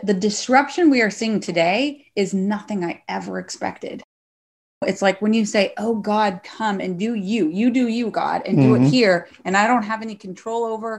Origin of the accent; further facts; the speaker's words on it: Northwest Arkansas, United States; also born or lived in Texas; now in Fresno, United States; I grew up in Northwest Arkansas.